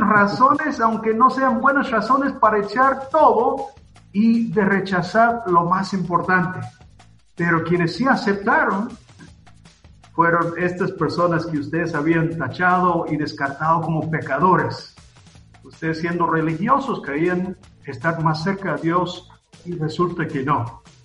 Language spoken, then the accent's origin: Spanish; South Carolina, United States; now in Antigua Guatemala, Guatemala; Yo soy de Carolina del Sur, en, en Estados Unidos